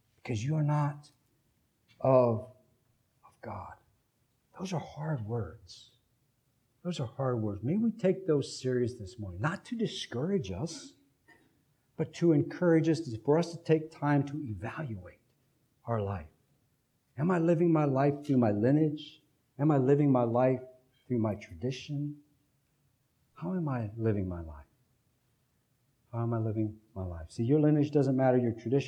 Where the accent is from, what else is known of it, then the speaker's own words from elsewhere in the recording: United States; as American Christians, we have an interesting flavor of Christianity